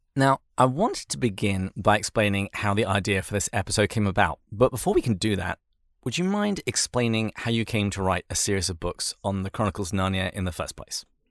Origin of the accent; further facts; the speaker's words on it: England, United Kingdom; growing up in England